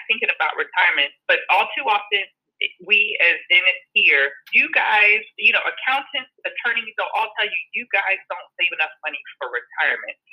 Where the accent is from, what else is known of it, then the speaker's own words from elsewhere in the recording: Maryland, United States; growing up in Maryland, went to games, but I never went to opening day.